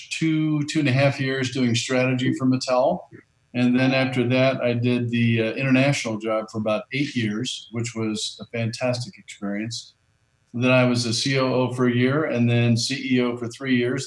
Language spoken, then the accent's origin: English; Southern Indiana, United States; I grew up in Southern Indiana